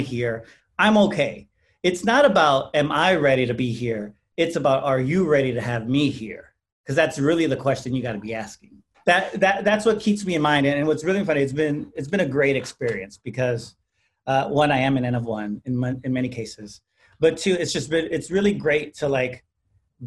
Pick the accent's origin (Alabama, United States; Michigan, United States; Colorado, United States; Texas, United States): Texas, United States; San Antonio; I'm from San Antonio, predominantly Hispanic community